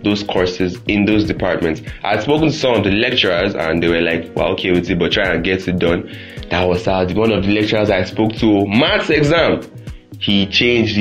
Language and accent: English; Nigeria; I am Nigerian students. Nigerian students is me